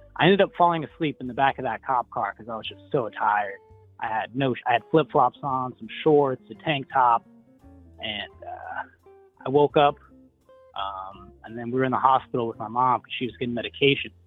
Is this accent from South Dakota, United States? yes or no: yes; South Dakota, United States; moved away; I'm originally from South Dakota. I was born on the reservation as a little uh, Native American boy